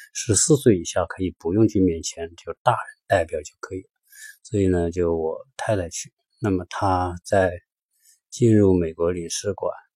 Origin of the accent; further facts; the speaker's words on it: China; moved away as an adult; now in Los Angeles, United States; 我们中国人说中文